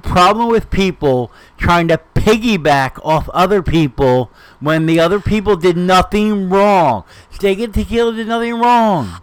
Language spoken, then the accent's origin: English; New Jersey, United States; we're from Jersey.